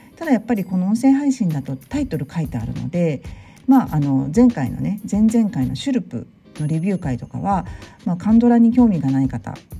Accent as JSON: {"language": "Japanese", "region": "Tokyo", "country": "Japan", "tie": "born or raised there", "moved": "yes", "lives_now": "France", "said": "神楽坂っていう新大久保からまた十分十五分ぐらいのところに生まれ育っ行った場所がありまして"}